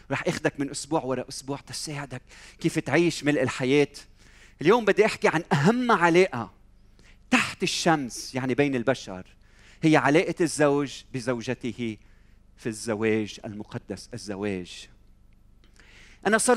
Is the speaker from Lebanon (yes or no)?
yes; Lebanon; إذا بسأل حالي هذا السؤال الجواب هل لأني أنا لبناني؟ لا أظن